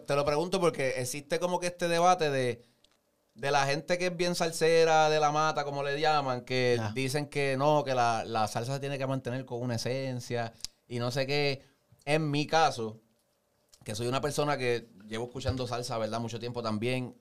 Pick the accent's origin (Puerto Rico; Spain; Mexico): Puerto Rico; nacimos en Puerto Rico, nos criamos aquí